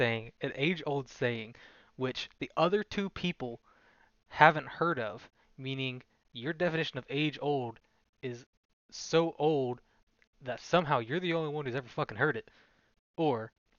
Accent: Canada; I'm from Canada.

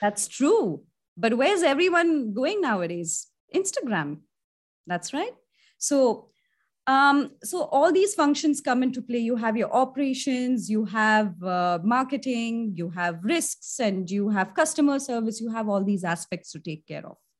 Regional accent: India; I'm an Indian and I've studied, I've done my college in, uh, India

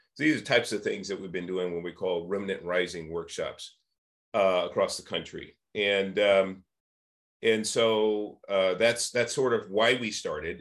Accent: San Francisco, California, United States; I was born and raised in San Francisco and Hunters Point in the 1960s

